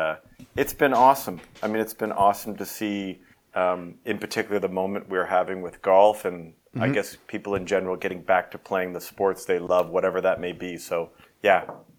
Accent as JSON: {"language": "English", "town": "Toronto", "region": "Ontario", "country": "Canada", "tie": "born or raised there", "said": "Yes, I grew up in on the North York Scarborough border of Toronto. I went to Associated Hebrew School."}